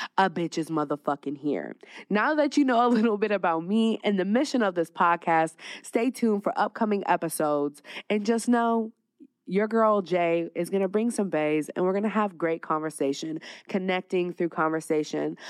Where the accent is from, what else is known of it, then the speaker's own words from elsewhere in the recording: California wine country, United States; also born or lived in Dallas, Texas / Las Vegas, Nevada; now in Phoenix, United States; I'm originally from Cali, little wine country, like an hour away from the Bay